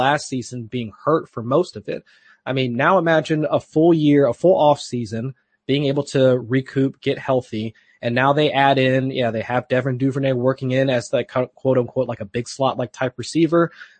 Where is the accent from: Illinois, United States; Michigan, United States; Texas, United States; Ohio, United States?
Ohio, United States; I'm from Ohio.